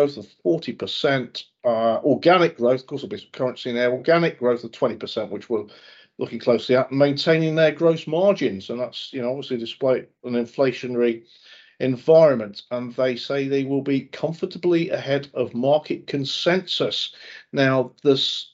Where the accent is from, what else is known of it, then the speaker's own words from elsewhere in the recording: near Northwich, North West England, United Kingdom; I was born near Northwich